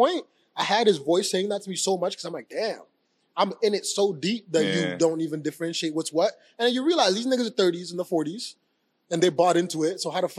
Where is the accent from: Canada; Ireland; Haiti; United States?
Canada; Abbotsford, British Columbia; I don't know these things because I just have fun and I'm from Abbotsford.